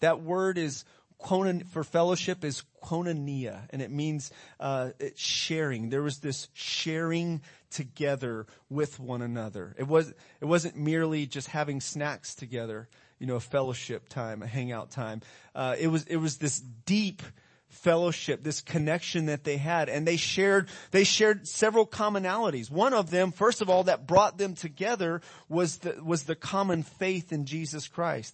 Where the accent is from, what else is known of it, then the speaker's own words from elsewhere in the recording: United States; we're from America